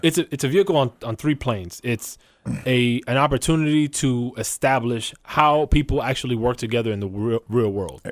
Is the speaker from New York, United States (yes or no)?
yes; New York City, New York, United States; I'm from the Bronx